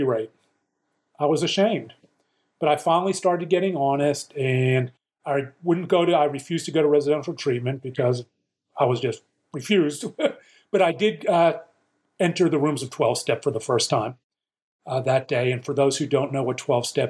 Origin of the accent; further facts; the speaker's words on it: Pittsburgh, Pennsylvania, United States; growing up in Pittsburgh, PA